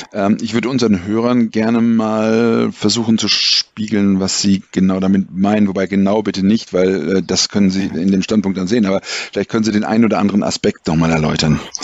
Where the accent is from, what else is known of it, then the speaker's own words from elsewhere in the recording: Germany; als Deutsche